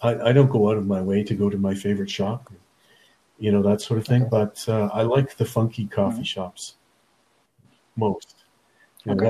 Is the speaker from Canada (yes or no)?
yes; Nova Scotia, Canada; moved away; I'm originally from Nova Scotia